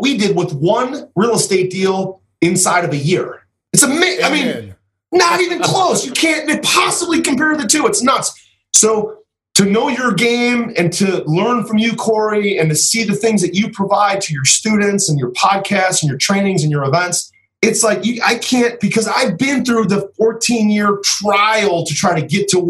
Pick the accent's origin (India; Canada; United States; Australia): United States; Cleveland, Ohio; I'm from Cleveland